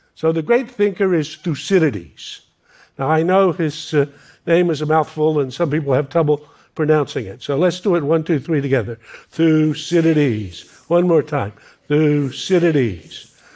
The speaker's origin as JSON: {"language": "English", "region": "North Carolina", "country": "United States", "said": "red necked Americans like me, I'm from North Carolina"}